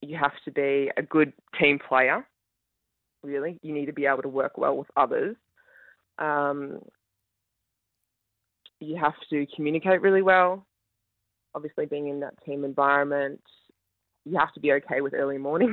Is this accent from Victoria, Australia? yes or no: yes; Ballarat, Victoria, Australia; I grew up in Ballarat in Victoria